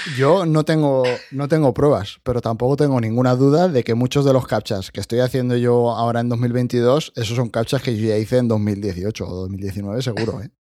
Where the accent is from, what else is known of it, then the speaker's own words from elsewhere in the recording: Spain; yo soy de España